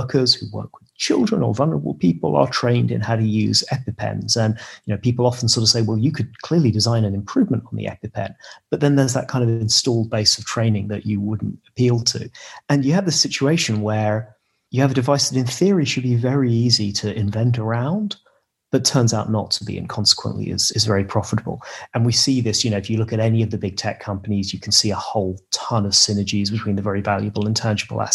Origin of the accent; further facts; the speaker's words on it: United Kingdom; as a British person